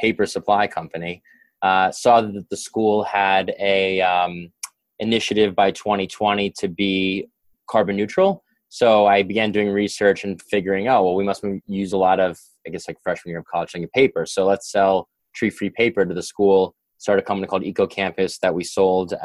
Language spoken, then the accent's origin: English; New York, United States; growing up in New York